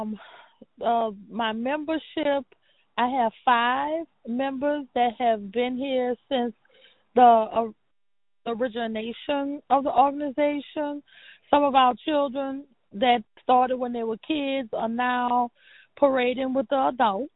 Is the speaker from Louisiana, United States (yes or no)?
yes; New Orleans, Louisiana, United States; Born and raised in New Orleans